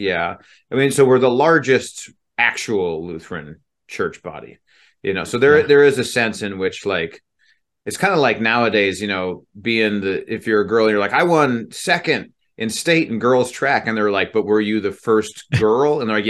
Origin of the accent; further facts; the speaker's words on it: Utah, United States; also born or lived in Indiana; I mean, I grew up in Utah. I'm from Indiana. That's what I consider to be home.